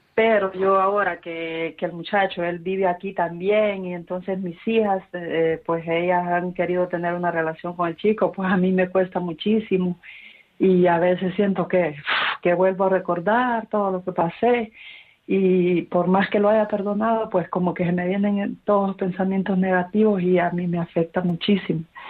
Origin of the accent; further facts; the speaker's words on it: Honduras; now in Madrid, Spain; yo estoy aquí en Madrid, yo soy de Honduras